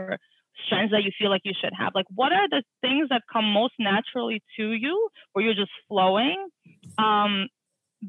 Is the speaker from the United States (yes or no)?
no; Russia; moved away; I'm an immigrant. I was born in Russia, and like everyone who was born in Russia plays the piano. So I went through like 7 years of taking art classes and piano classes